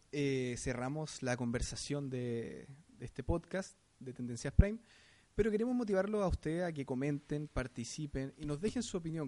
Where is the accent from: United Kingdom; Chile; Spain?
Chile; como sociedad chilena